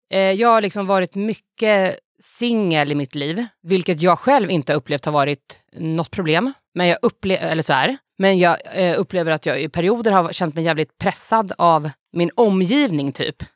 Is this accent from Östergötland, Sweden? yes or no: no; Stockholm County, Sweden; accent: Stockholm; För vissa säger att jag har en riktigt bred stockholmska.